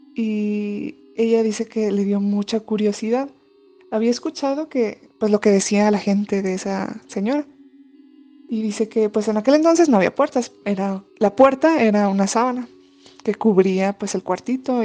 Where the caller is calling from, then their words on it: Saltillo, Coahuila, Mexico; te mando saludos desde Saltillo, Coahuila